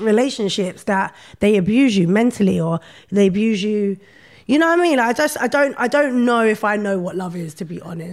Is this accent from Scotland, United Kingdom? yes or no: no; London, United Kingdom; I grew up in Brixton